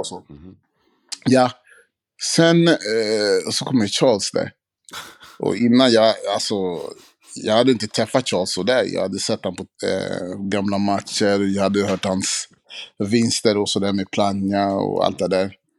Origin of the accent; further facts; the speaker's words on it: Sweden; vi svenskar